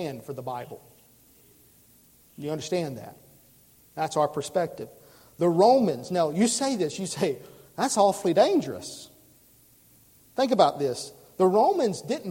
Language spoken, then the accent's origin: English; United States; I love being an American